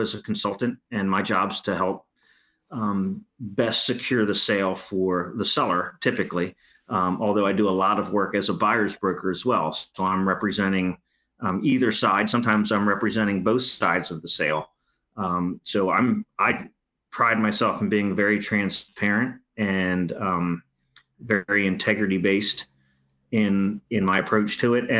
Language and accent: English; Rock Hall, Maryland, United States; I grew up out of a little fishing community called Rock Hall on the Eastern Shore of Maryland.